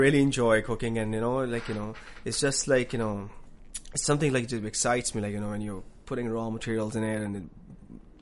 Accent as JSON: {"language": "English", "town": "Karachi", "region": "Sindh", "country": "Pakistan", "moved": "as an adult", "lives_now": "Newfoundland, Canada", "said": "I'm from Karachi, Pakistan"}